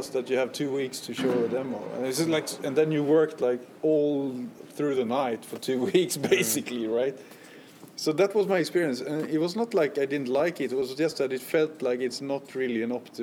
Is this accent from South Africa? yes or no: no; Gothenburg, Västra Götaland, Sweden; I was from Gothenburg